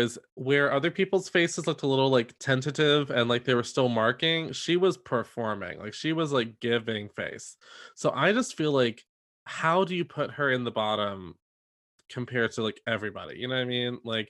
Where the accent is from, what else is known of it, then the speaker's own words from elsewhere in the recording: New York, United States; actually have a lot in common. We're both from New York. We're both Catholic. And we are both Italian.